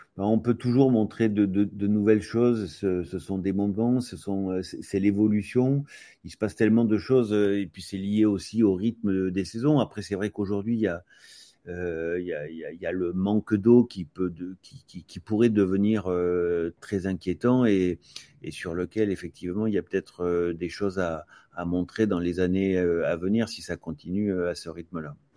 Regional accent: Aix-en-Provence, Provence-Alpes-Côte d'Azur, France; je suis d'Aix-en-Provence

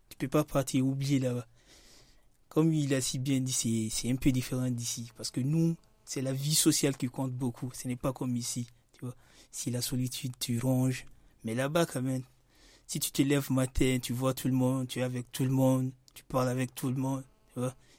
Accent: Guinea; moved away as an adult; now in France; je suis né en Guinée, j'ai passé beaucoup plus de temps là-bas.

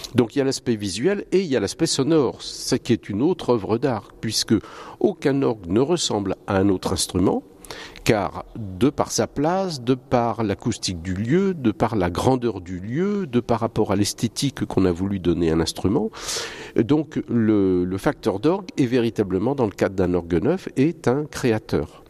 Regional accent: Nantes, Pays de la Loire, France; moved away as an adult; also born or lived in Lille / Paris; now in Vouvant, France; Je suis nantais d'origine.

